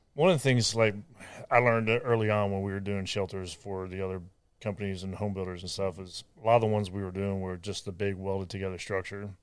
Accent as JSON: {"language": "English", "region": "Ohio", "country": "United States", "also_born_or_lived": "San Diego", "moved": "as an adult", "lives_now": "Texas, United States", "said": "I'm from Ohio"}